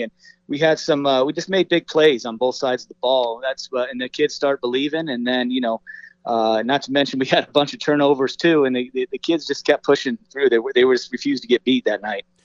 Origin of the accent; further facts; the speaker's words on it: Las Vegas, Nevada, United States; a lifelong Las Vegas native myself